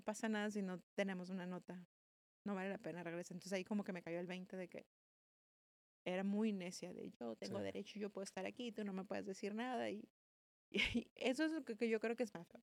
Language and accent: Spanish; Mexicali, Baja California, Mexico; also born or lived in Guadalajara / Tijuana / Madrid; Nací en Guadalajara, crecí en Mexicali y crecí entre Tijuana y Mexicali